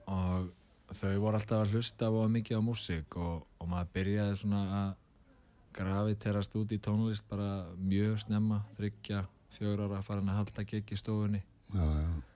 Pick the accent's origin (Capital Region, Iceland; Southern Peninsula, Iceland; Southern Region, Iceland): Capital Region, Iceland; Reykjavík; Reykjavíkingur í húð og hár og holst upp í Breðolti